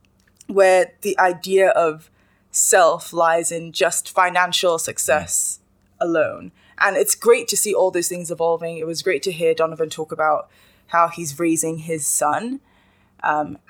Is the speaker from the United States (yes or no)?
no; Nigeria; as a Nigerian woman